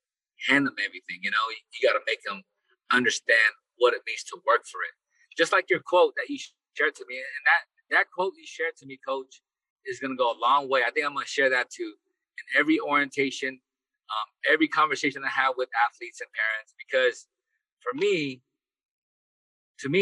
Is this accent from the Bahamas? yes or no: no; Philippines; now in United States; I was born in the Philippines.